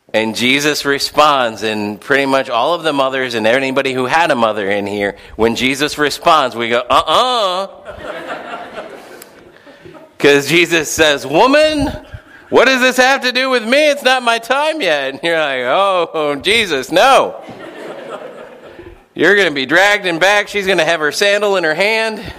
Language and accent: English; St. Louis, Missouri, United States; I remember growing up in St. Louis